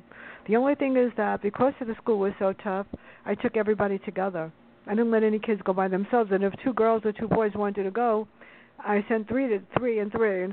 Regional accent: New York City, New York, United States; I grew up near Fordham Road in the Bronx

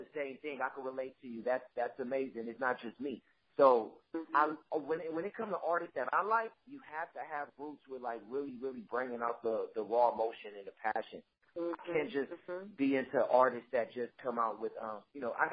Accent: Los Angeles, California, United States; I'm from South Central

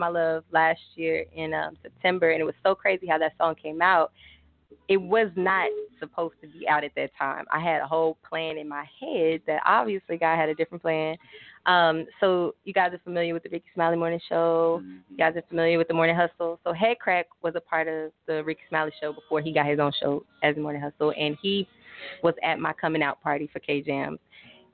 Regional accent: Little Rock, Arkansas, United States; moved away; my hometown from Arkansas, so Little Rock

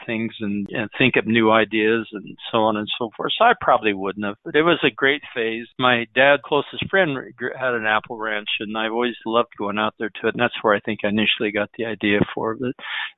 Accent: Emmett, Idaho, United States; a few other orchards in my hometown, which is Emmett, Idaho.

